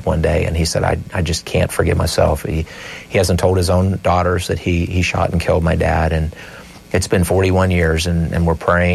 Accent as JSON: {"language": "English", "town": "Meyersdale", "region": "Pennsylvania", "country": "United States", "tie": "born or raised there", "said": "a small community near where we grew up in Myersdale"}